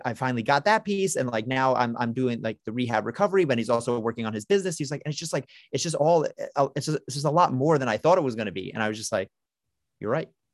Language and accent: English; New York City, New York, United States; I'm a New Yorker, I'm from Brooklyn